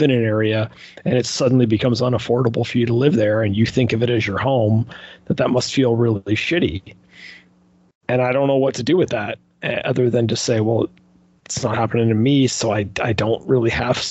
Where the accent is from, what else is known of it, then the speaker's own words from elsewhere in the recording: Canada; I am Canadian